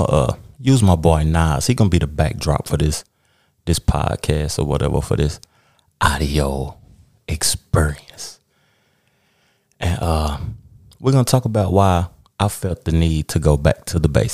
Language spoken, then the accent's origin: English; Knoxville, Tennessee, United States; I'm from Knoxville, Tennessee.